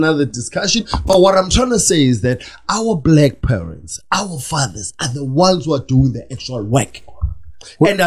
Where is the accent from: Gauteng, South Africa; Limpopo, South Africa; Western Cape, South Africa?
Gauteng, South Africa; Soweto; I was born in Soweto